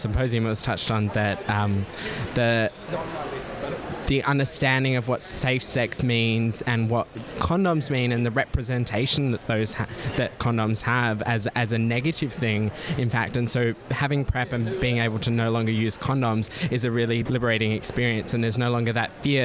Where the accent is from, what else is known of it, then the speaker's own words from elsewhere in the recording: Adelaide, South Australia, Australia; now in Canberra, Australia; I'm from Adelaide originally, live in Canberra these days